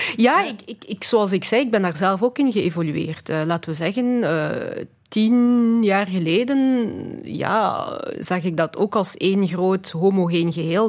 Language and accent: Dutch; Belgium; also born or lived in Congo; Ik ben in België opgegroeid.